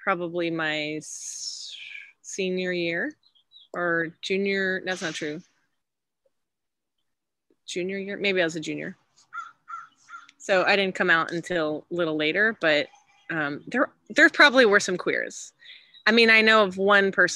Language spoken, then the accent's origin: English; Austin, Texas, United States; also born or lived in Houston, Texas; I grew up in Texas, born in Houston. And then when my parents got divorced, moved to Austin, you know, before I was 10